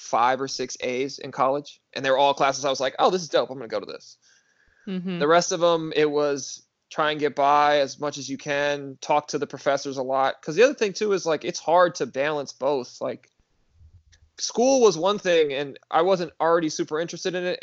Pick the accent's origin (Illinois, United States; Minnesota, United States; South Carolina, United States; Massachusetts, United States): Minnesota, United States; moved away as an adult; also born or lived in Israel; growing up in Minnesota